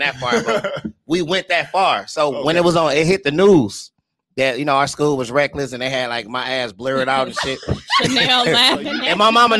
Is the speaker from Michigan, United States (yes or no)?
yes; Detroit, Michigan, United States; I'm from Detroit. Like, Detroit.